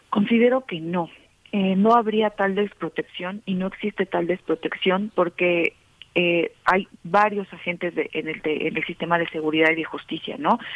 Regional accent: Mexico; como mexicanas y mexicanos

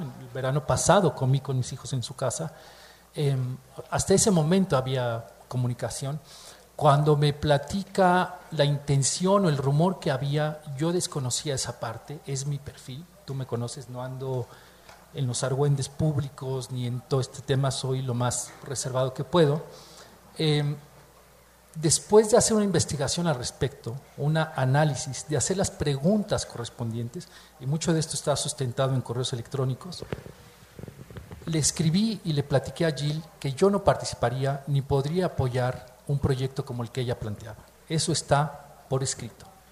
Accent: Mexico; Se siente uno como mexicano, como miembro de una comunidad cultural

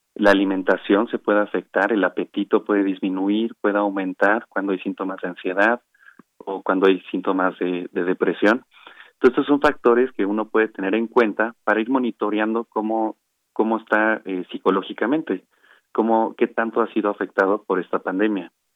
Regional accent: Mexico; todos somos mexicanos

